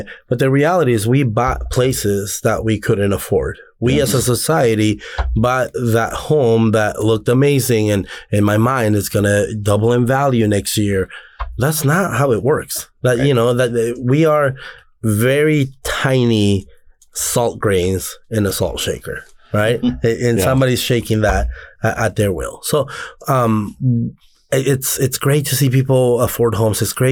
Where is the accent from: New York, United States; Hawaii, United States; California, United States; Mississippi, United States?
California, United States; Anaheim; coming from the area that I come from, I'm from Anaheim, but I'm from the back side of this land